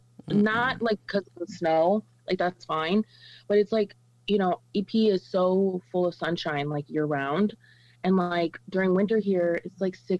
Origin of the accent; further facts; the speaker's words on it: El Paso, Texas, United States; moved away as an adult; now in Chicago, United States; I live in Chicago, gang. I'm originally from El Paso, but I moved out here almost 2 years ago to the day, pretty much.